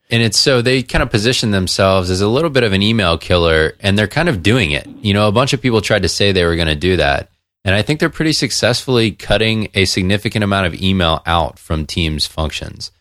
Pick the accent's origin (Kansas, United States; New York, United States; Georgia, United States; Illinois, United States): Georgia, United States; Atlanta; Coke's in my hometown